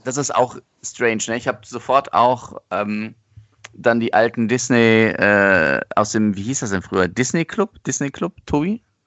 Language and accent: German; Germany; bei uns in Deutschland